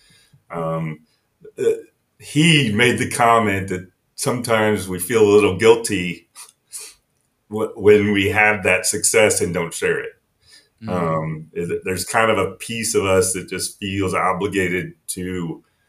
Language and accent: English; near Taylor University, Indiana, United States; I grew up near Taylor University, which is very sheltered